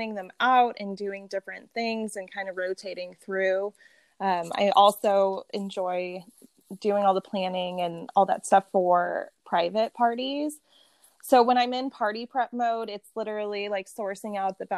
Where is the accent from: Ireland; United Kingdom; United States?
United States; Las Vegas, Nevada; We were all born and raised here in Las Vegas.